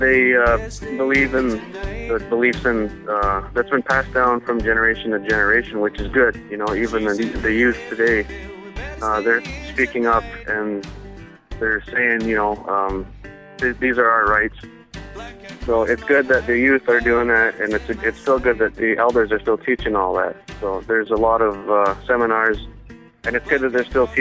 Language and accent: English; Six Nations Reserve, Ontario, Canada; I'm from the Six Nations Reserve in Ontario, Canada.